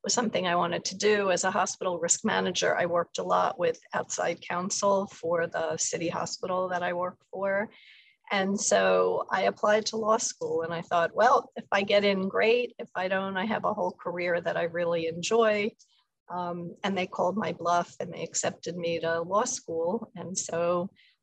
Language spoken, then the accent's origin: English; New York City, New York, United States; Born and raised Upper East Side of New York.